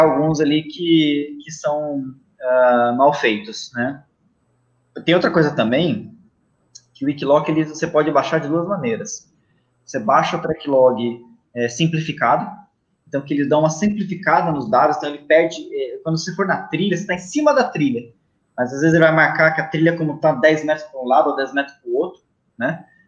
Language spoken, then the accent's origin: Portuguese; Itatiba, São Paulo, Brazil; na minha cidade natal, que é Itatiba, no interior de São Paulo.